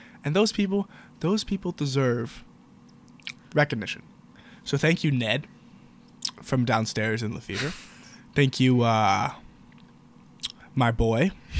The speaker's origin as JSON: {"language": "English", "area": "Montgomery County", "region": "Maryland", "country": "United States", "said": "I'm from MoCo."}